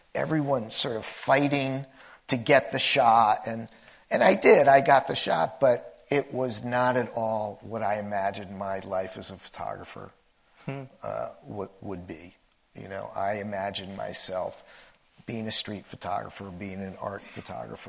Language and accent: English; New Jersey, United States; moved away as an adult; also born or lived in Washington, D.C. / California; I grew up in New Jersey